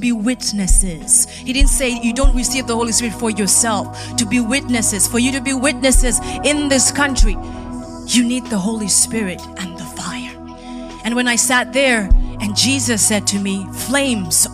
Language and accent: English; Kenya; moved away; as a Kenyan